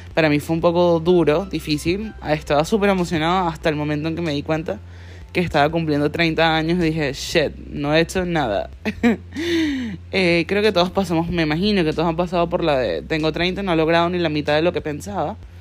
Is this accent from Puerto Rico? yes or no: no; Venezuela; moved away; soy de Venezuela